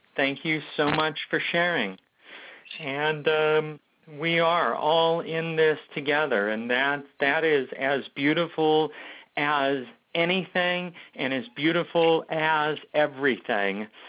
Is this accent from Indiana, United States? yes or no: no; Omaha, Nebraska, United States; I was raised in Omaha, Nebraska